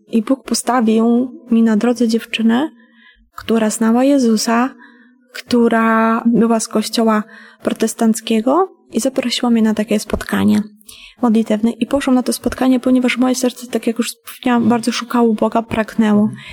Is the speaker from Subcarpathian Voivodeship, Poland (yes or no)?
yes; Bieszczady, Subcarpathian Voivodeship, Poland; Pochodzę ogólnie z Podkarpacia, z Bieszczad. E, wychowywałam się w rodzinie patologicznej.